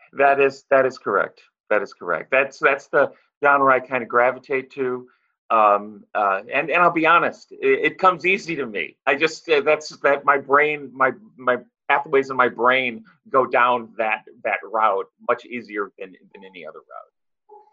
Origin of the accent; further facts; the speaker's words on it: St. Louis, Missouri, United States; moved away as an adult; now in Los Angeles, United States; I am from St. Louis and I live in uh, Los Angeles now.